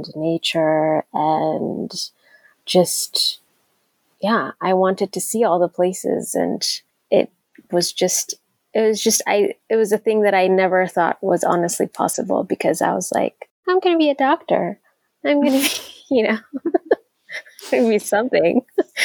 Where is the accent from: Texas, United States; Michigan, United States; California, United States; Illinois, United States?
Texas, United States; Arlington; moved away as an adult; now in Nairobi, Kenya; when I was 10, my family and I moved to Arlington, Texas